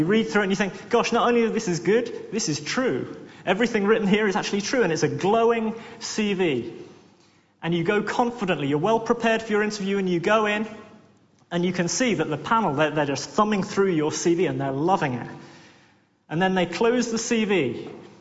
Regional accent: Worthing, South East England, United Kingdom; I come from Worthing, which is a seaside town.

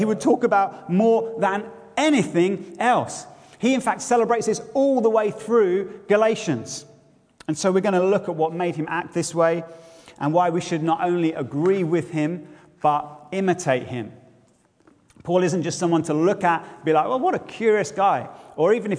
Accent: Bedford, East of England, United Kingdom; now in Edinburgh, United Kingdom; my hometown where I grew up, one of whom's tourist slogans was once, Bedford, it's less than an hour away.

